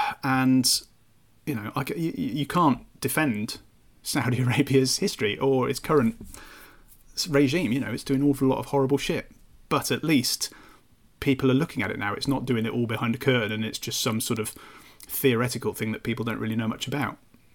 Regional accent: Malvern, West Midlands, United Kingdom; It's my hometown, and it's near where Terry grew up as well.

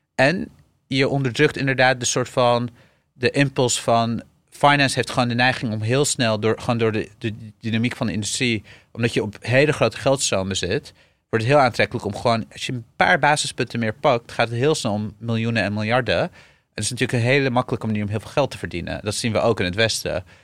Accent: Syria; now in Netherlands; ik ben geboren in Syrië

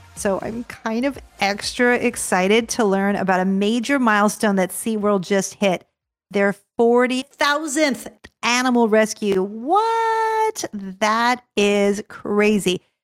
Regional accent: Los Angeles, California, United States; now in Orlando, United States; I grew up in Los Angeles.

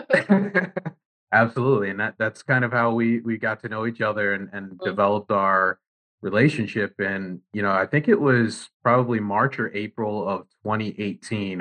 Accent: New Jersey, United States; I'm born and raised in Jersey

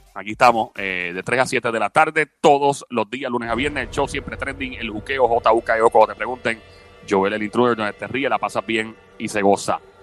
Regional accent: Puerto Rico; hay personas que no son de nuestro país

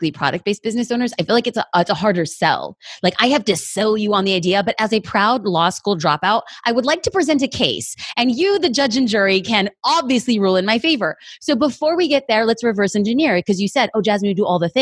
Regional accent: Los Angeles, California, United States; I'm an LA girl.

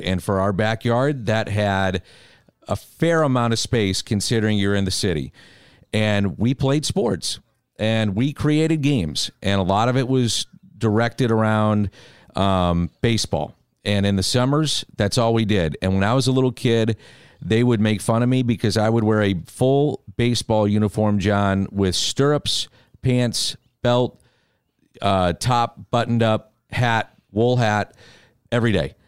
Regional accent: St. Louis, Missouri, United States; I grew up a Cardinal fan

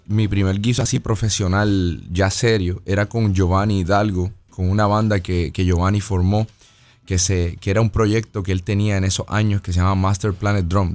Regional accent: Las Piedras, Puerto Rico; moved away as an adult; also born or lived in Ponce, Puerto Rico; now in United States; me identifico más como pedreño, porque soy de, eh, me crié casi todas las piedras hasta los 18 años

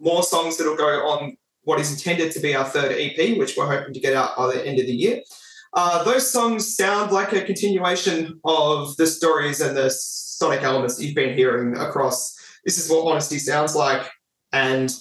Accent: Frankston, Victoria, Australia; I'm from Frankston

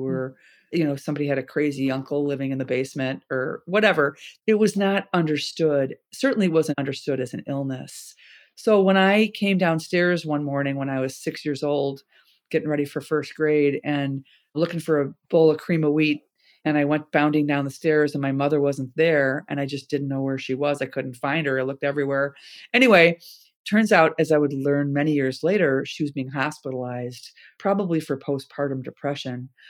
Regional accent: Chicago, Illinois, United States; We grew up in Chicago

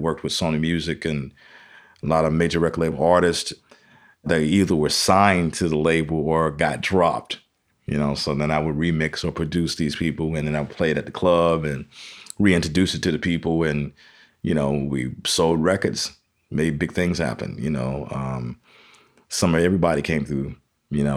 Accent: Chicago, Illinois, United States; also born or lived in Massachusetts; I was born in Massachusetts, but, uh, raised in Chicago

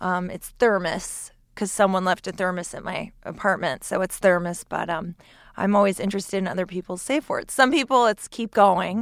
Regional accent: New York, United States; I'm from New York

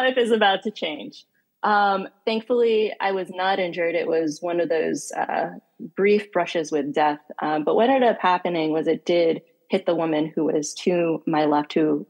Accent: Northeast United States, United States; moved away; also born or lived in Washington, D.C. / Geneva; Born and raised in Northeast in the United States

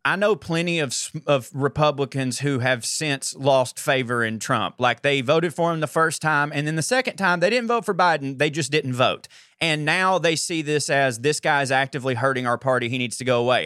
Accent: Georgia, United States; I'm from Georgia

